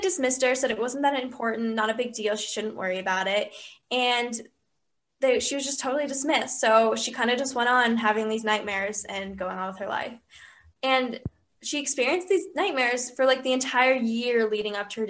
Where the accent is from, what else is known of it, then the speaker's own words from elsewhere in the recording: Atlanta, Georgia, United States; we're from Atlanta, Georgia. We're juniors in high school.